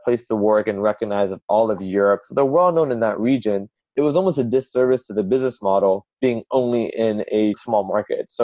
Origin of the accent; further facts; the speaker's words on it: California, United States; also born or lived in Houston, Texas; I was born in Houston, lived there for about a year. Folks came over to California